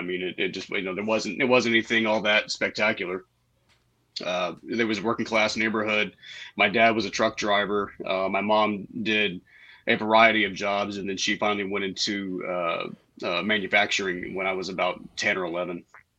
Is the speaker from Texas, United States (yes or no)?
yes; Saginaw, Texas, United States; I grew up in North Texas in a little town called Saginaw, and it's not so little anymore. It's about quadrupled in size and population from when I was a kid. And I mean, my parents were not super religious.